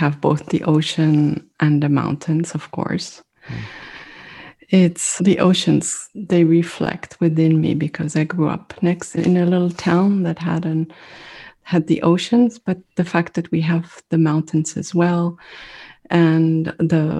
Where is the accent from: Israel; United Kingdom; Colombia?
Israel; Netanya, Central District; first language French; English is a second language; moved away as an adult; also born or lived in Casablanca, Morocco / Paris, France; now in Santa Barbara, United States; in Israel, I lived in a small town called Netanya. And Netanya is between Tel Aviv and Haifa, and it's on the coast. And growing up in a small town